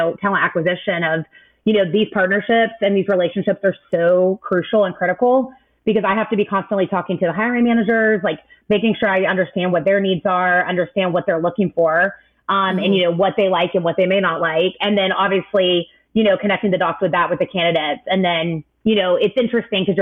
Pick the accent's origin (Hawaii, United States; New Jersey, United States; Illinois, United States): Hawaii, United States; moved away; I was born in Hawaii, so it was a homecoming